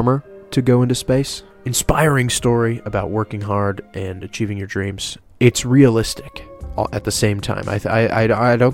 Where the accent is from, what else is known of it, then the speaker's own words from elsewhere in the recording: Oregon, United States; my hometown